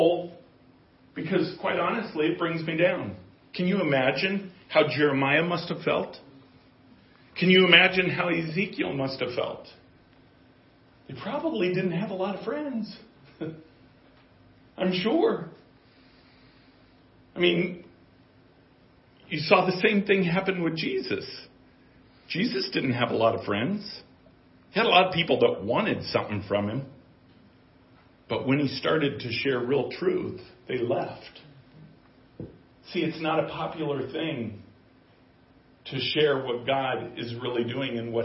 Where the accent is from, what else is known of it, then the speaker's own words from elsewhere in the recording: Southern California, United States; moved away; growing up in California, in Southern California